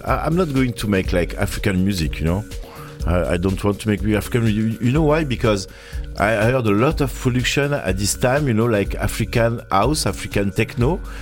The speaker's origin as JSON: {"language": "English", "town": "Marseille", "region": "Provence-Alpes-Côte d'Azur", "country": "France", "second_language": "English", "said": "we are from Marseille"}